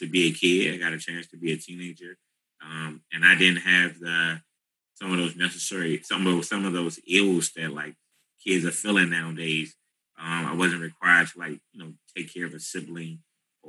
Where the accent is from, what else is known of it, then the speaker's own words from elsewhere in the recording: Washington, District of Columbia, United States; also born or lived in Capitol Heights, Maryland; Initially born and raised in Southeast DC off Atlantic and Livingston Road.